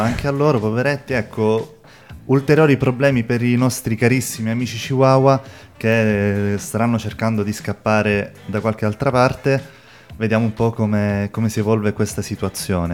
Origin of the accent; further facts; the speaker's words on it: Sicily, Italy; Io da siciliano